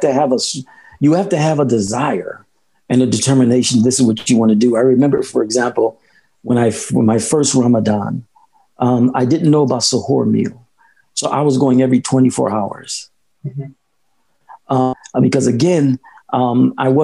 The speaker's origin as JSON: {"language": "English", "town": "Philadelphia", "region": "Pennsylvania", "country": "United States", "tie": "born or raised there", "also_born_or_lived": "San Francisco", "moved": "as an adult", "said": "I was born and raised in Philadelphia"}